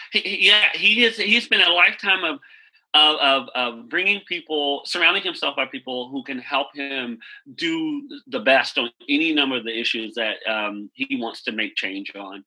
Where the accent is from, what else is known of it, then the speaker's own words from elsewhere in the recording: Wichita Falls, Texas, United States; now in Washington, DC, United States; I am from Wichita Falls, Texas